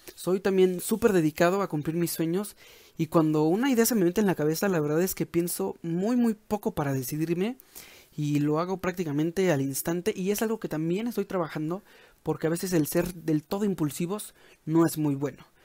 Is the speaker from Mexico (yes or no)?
yes; Mexico; en México, que es de donde soy